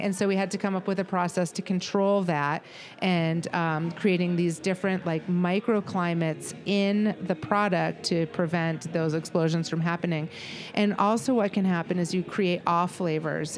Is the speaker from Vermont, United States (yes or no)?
yes; Vermont, United States; my heritage, which I'm from Vermont